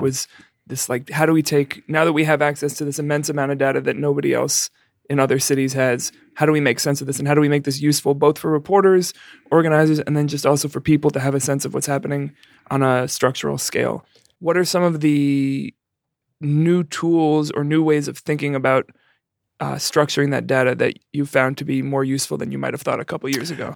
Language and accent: English; New York City, New York, United States; now in Chicago, United States; my hometown of the Bronx. Have I ever mentioned to you that I was from the Bronx?